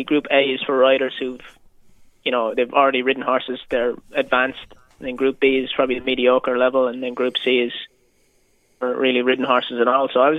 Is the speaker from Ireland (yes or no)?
yes; Kildare, Leinster, Ireland; now in Australia; I grew up in a small town in Ireland called Kildare. Big base town, it's just right on the edge of the Curra racecourse, where the derby is held